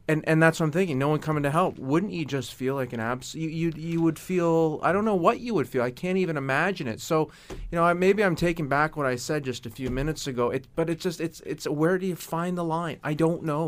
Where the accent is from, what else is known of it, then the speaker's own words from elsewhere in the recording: Canada; being a Canadian